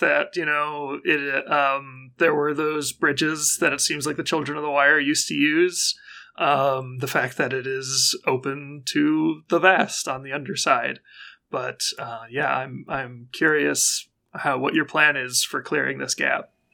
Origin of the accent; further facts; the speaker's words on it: United States; I'm an American